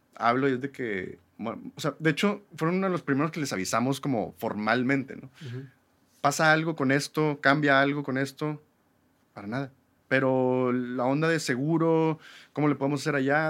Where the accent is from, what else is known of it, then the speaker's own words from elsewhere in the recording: Monterrey, Nuevo León, Mexico; also born or lived in New York; somos regios, mexicanos o latinoamericanos